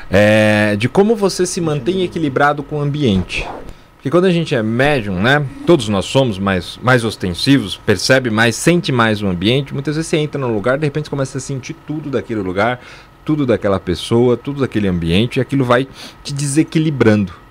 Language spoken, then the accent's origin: Portuguese; São Paulo, Brazil; born there; São Paulo.